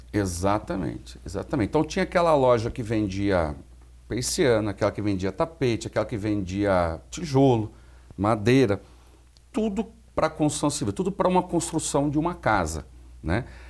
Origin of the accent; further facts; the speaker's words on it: Limeira, São Paulo, Brazil; em Limeira, na minha cidade natal